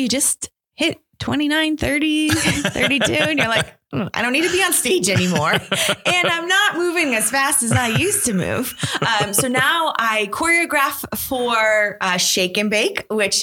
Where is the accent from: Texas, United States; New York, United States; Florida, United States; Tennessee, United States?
New York, United States; Buffalo; I was born and raised in Buffalo, so I am true and true a Bills fan